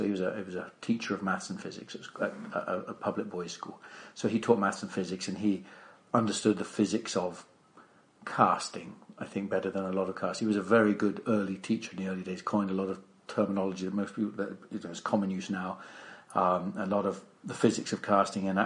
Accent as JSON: {"language": "English", "region": "England", "country": "United Kingdom", "also_born_or_lived": "Scotland", "accent": "English", "moved": "yes", "lives_now": "United States", "said": "my dim and distant past was an Englishman"}